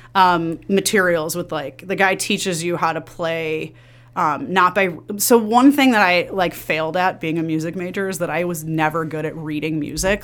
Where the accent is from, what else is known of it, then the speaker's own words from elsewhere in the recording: Villa Park, Illinois, United States; I grew up in the suburbs of Chicago. I grew up in Villa Park.